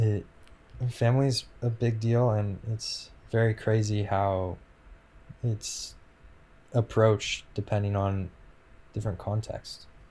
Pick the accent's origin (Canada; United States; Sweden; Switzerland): United States; West Coast; growing up on the West Coast